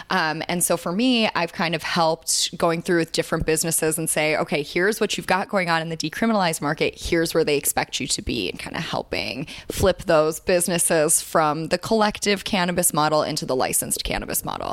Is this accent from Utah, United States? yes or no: no; Chicago, Illinois, United States; moved away as an adult; we grew up in Chicago